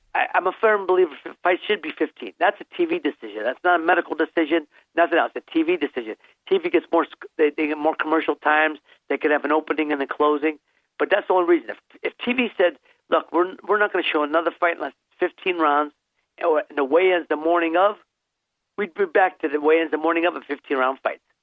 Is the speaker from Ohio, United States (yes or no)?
yes; Youngstown, Ohio, United States; moved away as an adult; also born or lived in Santa Monica, California; my hometown of city of Youngstown, Ohio